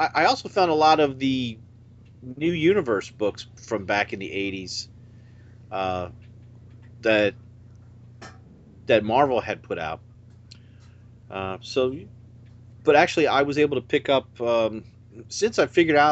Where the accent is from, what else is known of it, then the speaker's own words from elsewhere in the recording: Oviedo, Florida, United States; I'm from Oviedo, Florida.